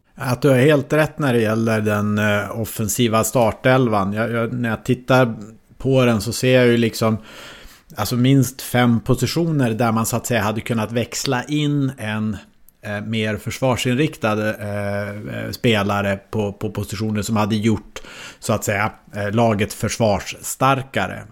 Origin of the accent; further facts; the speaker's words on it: Norrland, Sweden; moved away; also born or lived in Malmö; jag som norrlänning då boendes i Malmö